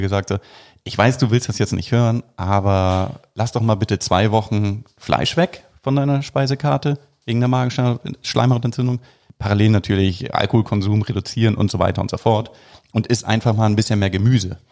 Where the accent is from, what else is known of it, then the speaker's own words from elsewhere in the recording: Hamburg, Germany; als Hamburger